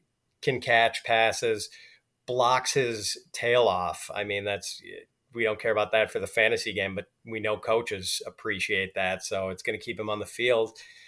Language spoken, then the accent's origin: English; Milwaukee, Wisconsin, United States; now in Chicago, United States; I live in the Chicago area, but Milwaukee is my hometown